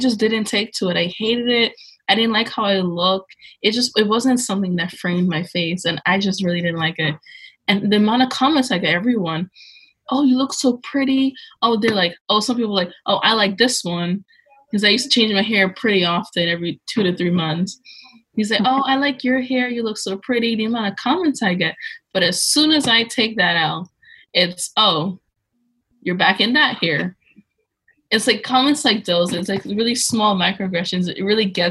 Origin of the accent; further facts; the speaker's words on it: New York City, New York, United States; I'm from New York City, by the way. I live in Brooklyn.